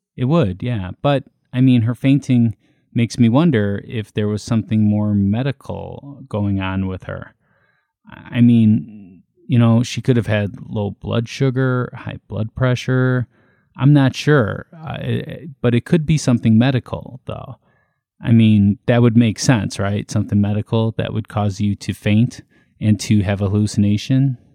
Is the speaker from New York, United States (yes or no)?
no; Illinois, United States; I was born in Illinois